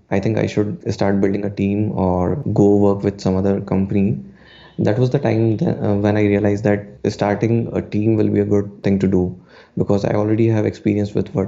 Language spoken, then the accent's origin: English; Udaipur, Rajasthan, India; from Udaipur